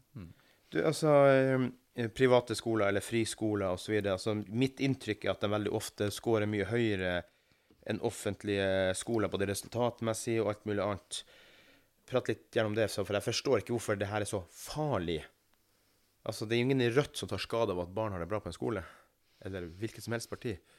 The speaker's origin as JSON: {"language": "Norwegian", "region": "Northern Norway", "country": "Norway", "said": "oss nordlendingene"}